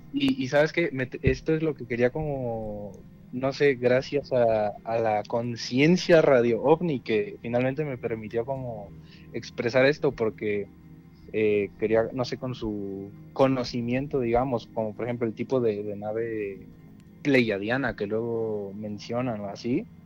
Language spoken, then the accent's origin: Spanish; Mexico City, Mexico; now in Toluca, Mexico; nací allá en, el Bello DF